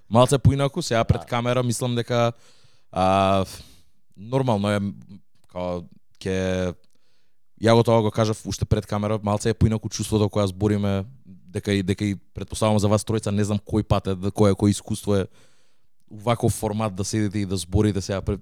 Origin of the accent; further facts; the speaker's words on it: Radoviš, North Macedonia; Јас сум од Радовиш